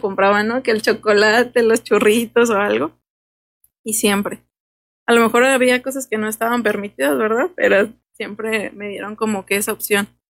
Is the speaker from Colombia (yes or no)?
no; Los Reyes, Michoacán, Mexico; yo soy de aquí, yo soy de los Reyes y orgullosamente de los Reyes